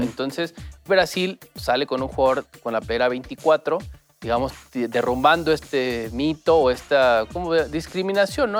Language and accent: Spanish; Mexico; como aficionado mexicano